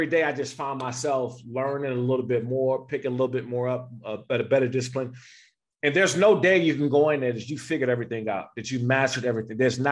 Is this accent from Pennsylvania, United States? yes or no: no; Prince George's County, Maryland, United States; moved away as an adult; I grew up in Prince George's County, Maryland, in Washington, D.C. area